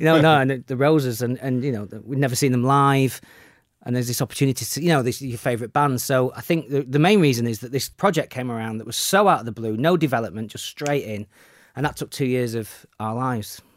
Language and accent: English; Sheffield, Yorkshire and the Humber, United Kingdom; in Sheffield, yeah, my hometown